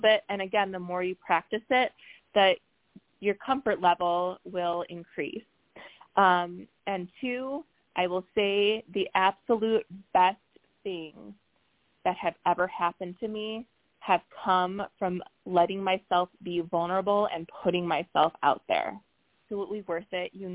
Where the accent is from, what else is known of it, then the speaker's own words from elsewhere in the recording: Chicago area, Illinois, United States; I hosted a big Chicago area meetup in my hometown